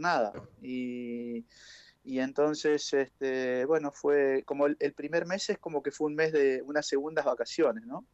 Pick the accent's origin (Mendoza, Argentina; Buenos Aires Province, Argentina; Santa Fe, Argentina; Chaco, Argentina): Chaco, Argentina; moved away as an adult; also born or lived in Buenos Aires; now in Pilar, Argentina; Todos saben que soy chaqueño.